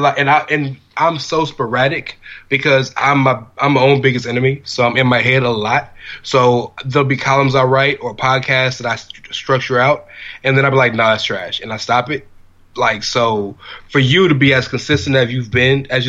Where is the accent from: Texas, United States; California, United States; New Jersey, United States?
Texas, United States; Houston; I'm from Houston, Texas